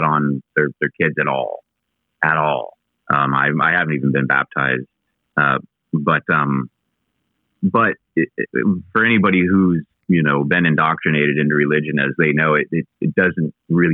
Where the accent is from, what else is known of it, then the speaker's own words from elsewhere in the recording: Eugene, Oregon, United States; also born or lived in Pendleton, Oregon; I grew up more in Eugene than Pendleton